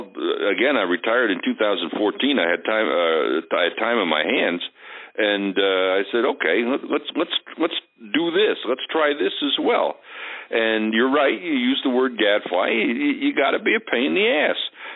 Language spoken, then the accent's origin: English; Milton, New York, United States; now in Guilderland, United States; Milton, New York, which is in southeastern Ulster County, where I grew up.